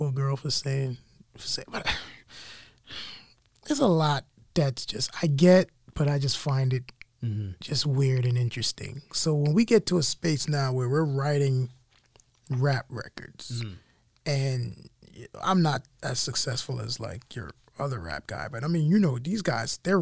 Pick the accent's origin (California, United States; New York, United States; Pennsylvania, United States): New York, United States; New York City; moved away as an adult; also born or lived in Philadelphia; growing up in Brooklyn